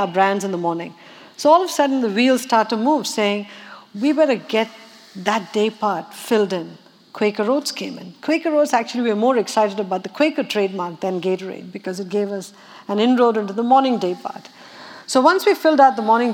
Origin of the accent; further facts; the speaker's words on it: Chennai, Tamil Nadu, India; moved away; I grew up water distressed in Madras.